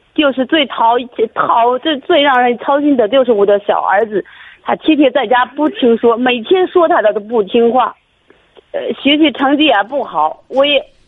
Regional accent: Shijiazhuang, Hebei, China; 我是石家庄的

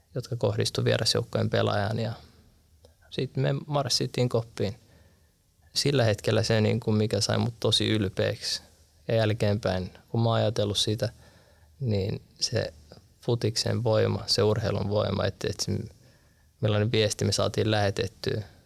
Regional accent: Turku, Southwest Finland, Finland; moved away as an adult; Mä vartuin varissualla Turussa

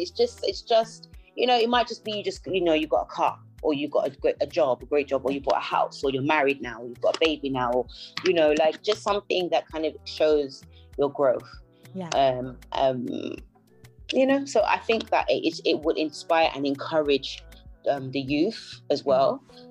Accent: Nigeria; I'm an African, and I'm Nigerian more specifically.

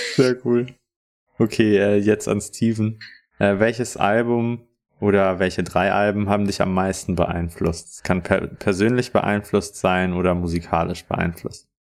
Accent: Bonn, North Rhine-Westphalia, Germany; Ich bin aus Bonn

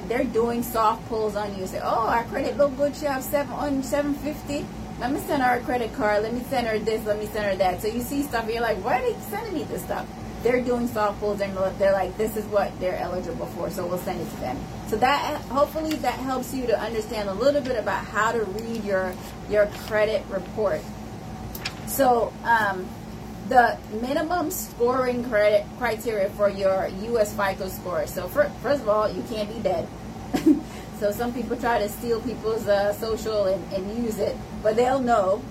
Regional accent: Jamaica; now in United States; a lot of us who are immigrants, I'm Jamaican

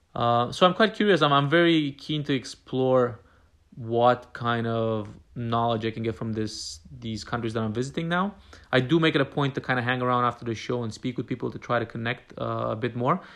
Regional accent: Romania; moved away; I am originally from Romania

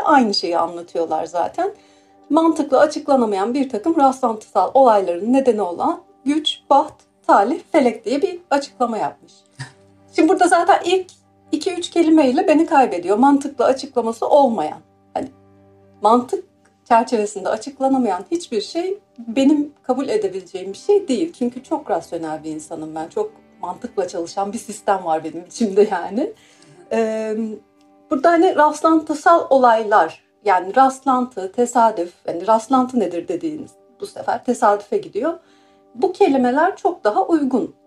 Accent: Mersin, Turkey; moved away as an adult; also born or lived in Istanbul / Izmir; now in London, United Kingdom; ben Mersin doğumluyum

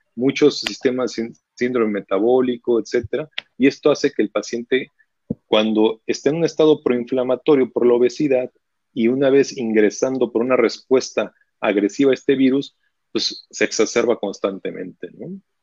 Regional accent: Mexico; en este país como mexicanos

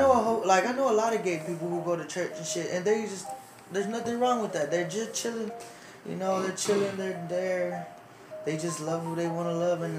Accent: United States; I'm from America

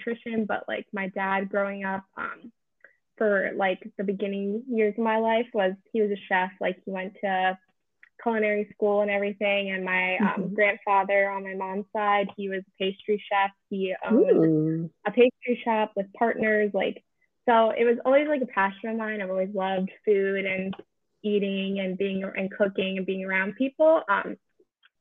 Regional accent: Annapolis, Maryland, United States; moved away as an adult; also born or lived in North Carolina; now in Collingswood, United States; I'm originally from and like grew up in Annapolis, near Annapolis, Maryland

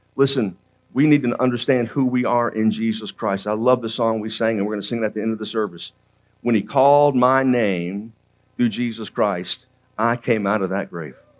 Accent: Central Florida, United States; also born or lived in Georgia; I was raised in Central Florida.

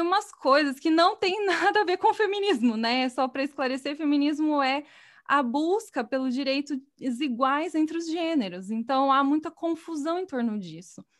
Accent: Batatais, São Paulo, Brazil; moved away as an adult; eu sou do interior, né, eu sou de Batatais, que é uma cidade pequena no estado de São Paulo

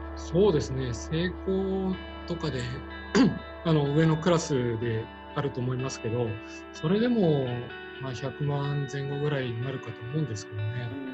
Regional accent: Tokyo, Japan; 生まれも育ちも東京で

